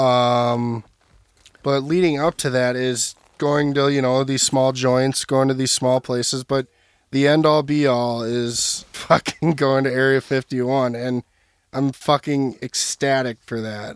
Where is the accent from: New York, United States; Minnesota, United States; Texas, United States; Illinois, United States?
Minnesota, United States; Burnsville; I'm from Burnsville, Minnesota